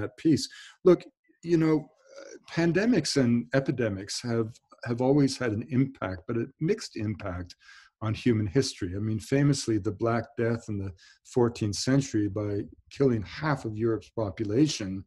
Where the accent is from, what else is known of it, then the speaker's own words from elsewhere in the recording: Canada; moved away; also born or lived in United States / Bowen Island; I was born Canadian